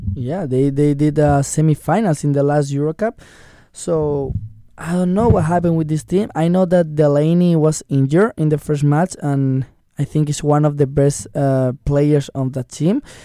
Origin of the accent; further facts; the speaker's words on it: Spain; I'm from Spain